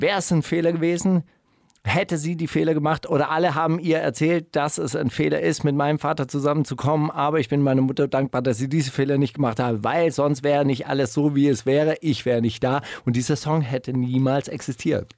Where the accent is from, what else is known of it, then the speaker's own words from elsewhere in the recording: West Germany, Germany; ich komme ja aus der Bundesrepublik Deutschland.